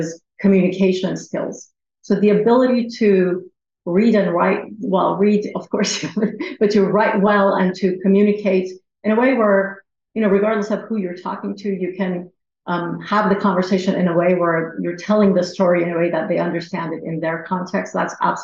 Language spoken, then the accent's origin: English; Iran; moved away; I was from Iran.